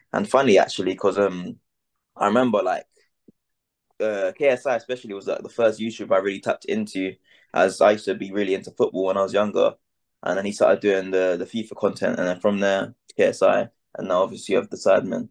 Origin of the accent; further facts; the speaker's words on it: London, United Kingdom; I'm an artist from London